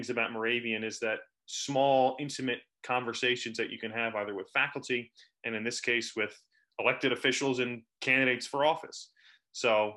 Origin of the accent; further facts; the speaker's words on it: Clinton, New Jersey, United States; my hometown here of Clinton, New Jersey